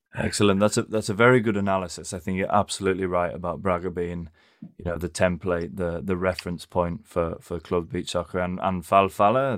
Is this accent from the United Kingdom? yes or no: yes; England, United Kingdom; as an Englishman